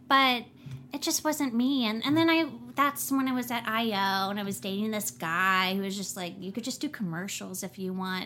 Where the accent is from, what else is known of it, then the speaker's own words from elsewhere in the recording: New Orleans, Louisiana, United States; moved away as an adult; now in Los Angeles, United States; I'm from New Orleans